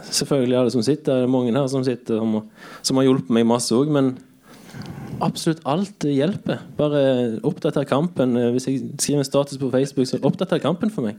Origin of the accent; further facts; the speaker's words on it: Bømlo, Vestland, Norway; moved away as an adult; now in Kristiansand, Norway; er fra Bømlo